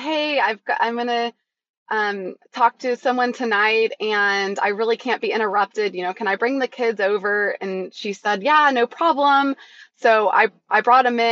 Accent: Chico, California, United States; I grew up in Chico, California

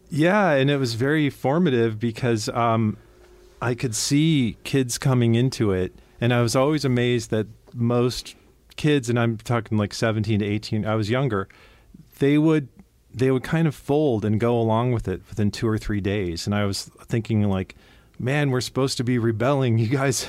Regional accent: Cleveland, Ohio, United States; I grew up in Cleveland, Ohio

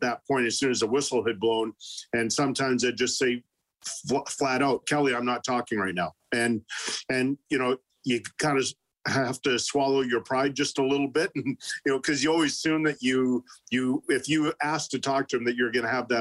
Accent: Winnipeg, Manitoba, Canada; moved away; a kid growing up in Elmwood

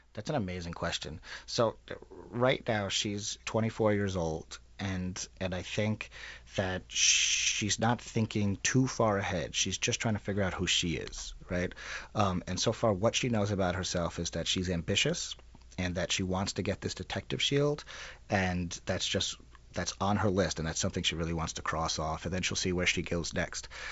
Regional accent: New York City, New York, United States; now in Minneapolis, United States; I'm from Queens. Yeah. And grew up there

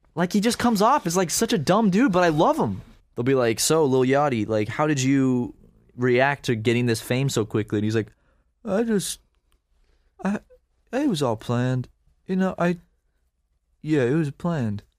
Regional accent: Charleston, United States; I grew up in Charleston

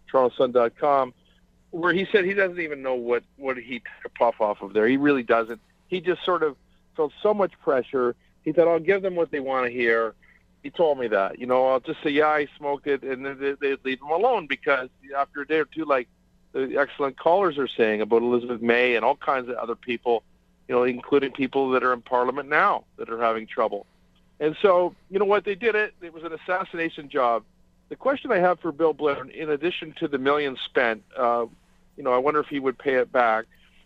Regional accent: Canada; as a Canadian

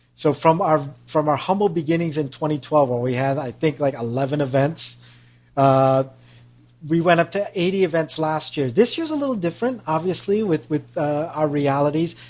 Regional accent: Canada; also born or lived in Toronto; now in San Francisco Bay Area, United States; I'm also a proud Canadian.

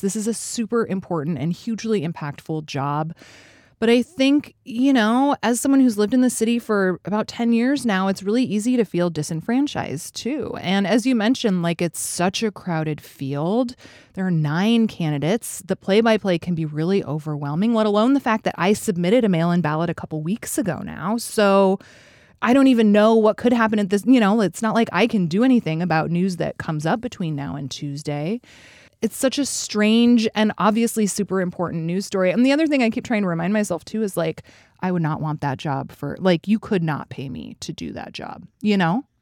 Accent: Fairbanks, Alaska, United States; now in Chicago, United States; I grew up in Fairbanks, which is about four hundred miles north of Anchorage.

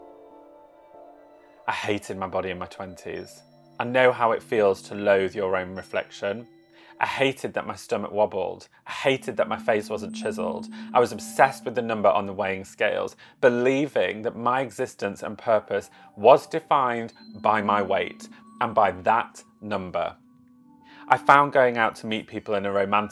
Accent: Yorkshire and the Humber, United Kingdom; now in London, United Kingdom; I live in London, although originally I'm from Yorkshire.

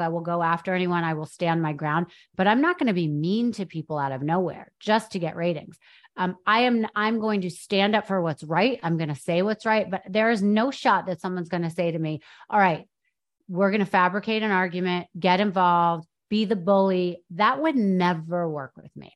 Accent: New York, United States; I went to private school in New York. I grew up in New York

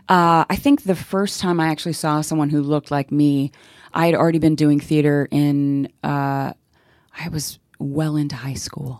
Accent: Central Florida, United States; also born or lived in South Bronx, New York; I moved down to, uh, Central Florida

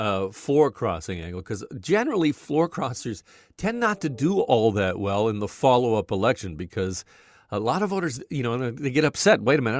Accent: Burlington, Ontario, Canada; For me, I was born and raised in Burlington, Ontario.

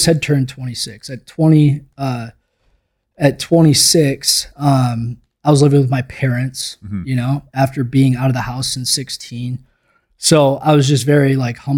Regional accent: Minnesota, United States; I grew up in Minnesota

